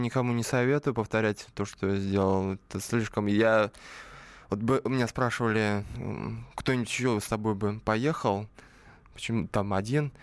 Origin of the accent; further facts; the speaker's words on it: Slantsy, Leningrad Oblast, Russia; now in Saint Petersburg, Russia; я, конечно, не родом из Питера, а из маленького города Сланцы, недалеко от Ческого озера